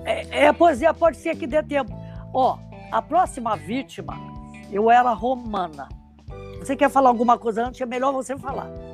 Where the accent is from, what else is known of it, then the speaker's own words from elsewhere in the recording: Rio de Janeiro, Brazil; Eu fui criada em Ipanema, no Raviscão de Pirajá